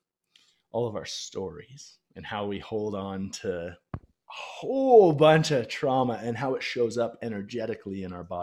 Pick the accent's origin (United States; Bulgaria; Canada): Canada; I'm a Canadian, I'm friendly, and I'm fit